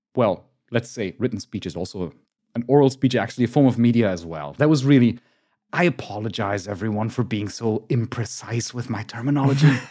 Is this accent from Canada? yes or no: no; Germany; I'm from Germany